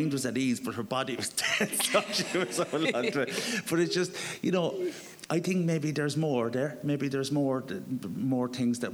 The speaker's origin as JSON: {"language": "English", "town": "Cork", "region": "Munster", "country": "Ireland", "tie": "born or raised there", "moved": "yes", "said": "I'm going to my hometown"}